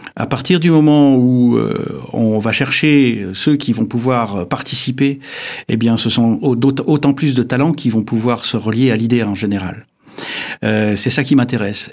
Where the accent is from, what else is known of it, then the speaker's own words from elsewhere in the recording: Épinal, Grand Est, France; je suis vosgien parce que je suis né à Épinal